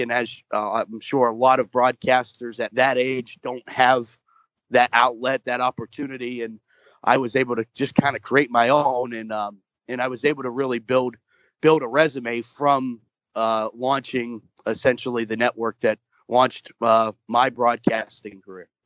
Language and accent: English; Moon Township, Pennsylvania, United States; I grew up in Moon Township, just about 20 minutes outside of Pittsburgh